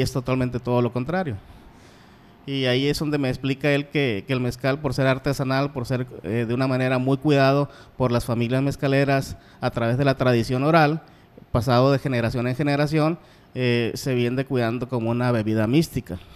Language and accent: Spanish; Guamúchil, Sinaloa, Mexico; also born or lived in Culiacán; donde nacimos nosotros, que es en Guamuchil, Sinaloa